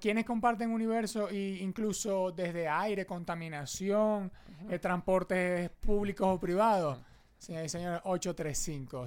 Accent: Venezuela; Uno como venezolano

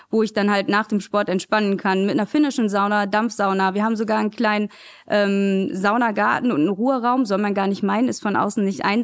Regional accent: Essen, North Rhine-Westphalia, Germany; ich bin in Altenessen geboren, bin auch in Altenessen tatsächlich zum Kindergarten gegangen, ähm, bin dann in ein kleines Zechenhäuschen mit meinen Eltern gezogen in Vogelheim. Ähm, bin da groß geworden

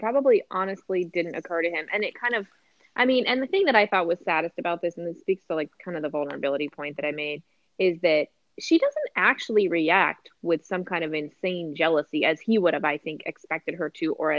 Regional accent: East Coast, United States; so like I said, I grew up on the East Coast and we had a lot of storms that did knock the power out

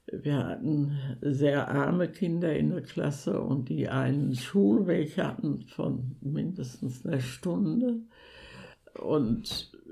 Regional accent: Sauerland, North Rhine-Westphalia, Germany; ich bin 1930 im Sauerland geboren.

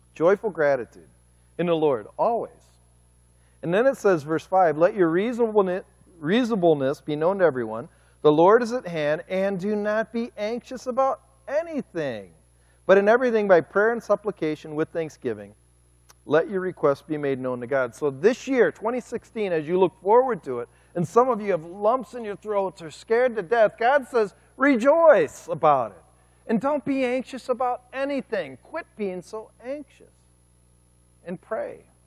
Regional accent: Cleveland, Ohio, United States; moved away as an adult; now in Kent City, United States; I'm from Cleveland, Ohio.

